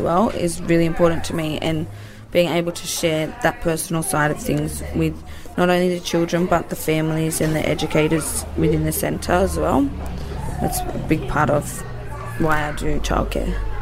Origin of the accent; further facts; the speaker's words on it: Wollongong, New South Wales, Australia; my dad's Aboriginal and we're from Wollongong